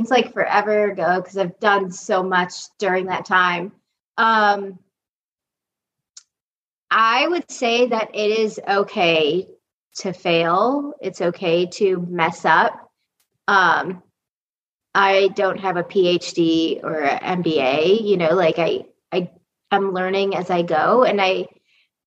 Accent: Ohio, United States; moved away as an adult; also born or lived in Allentown, Pennsylvania; I'm from Ohio and I never dreamed of moving back to Ohio

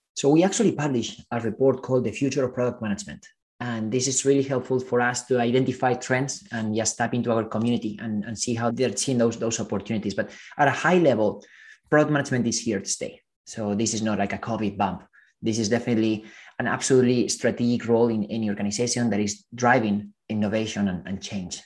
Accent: Spain; moved away as an adult; also born or lived in Silicon Valley; I come from Spain and I remember studying computer science

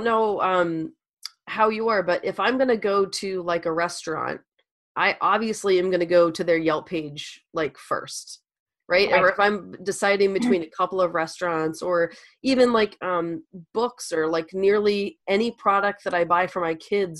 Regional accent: Louisiana, United States; moved away; I'm from Louisiana originally

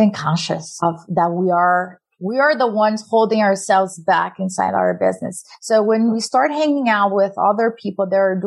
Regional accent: Brazil; moved away; I'm an immigrant from Brazil

